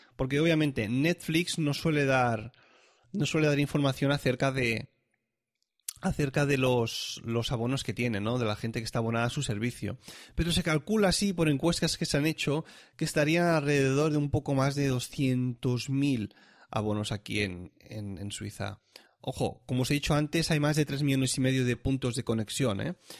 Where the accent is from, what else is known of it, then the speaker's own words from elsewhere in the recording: Catalonia, Spain; now in Switzerland; yo ya, ya nací en Cataluña